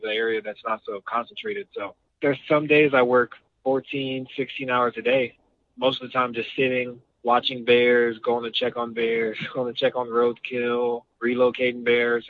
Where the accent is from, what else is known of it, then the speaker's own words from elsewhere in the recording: Denver, Colorado, United States; also born or lived in Fort Collins, Colorado / Boulder, Colorado; I'm originally from Denver, Colorado